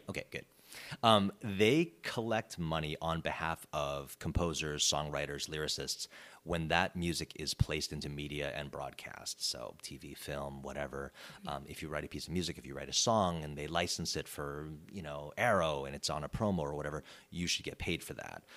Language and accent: English; Chicago suburbs, Illinois, United States; moved away as an adult; also born or lived in California; now in Los Angeles, United States; I was born and raised in the Chicago suburbs